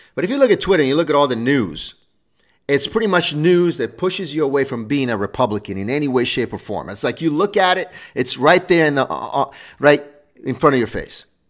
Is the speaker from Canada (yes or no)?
no; Rome, Lazio, Italy; now in United States; I was born in Rome, Italy.